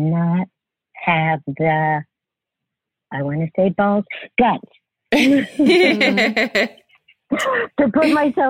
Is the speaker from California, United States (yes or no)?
yes; Los Angeles, California, United States; also born or lived in San Francisco; I grew up in the San Fernando Valley in California.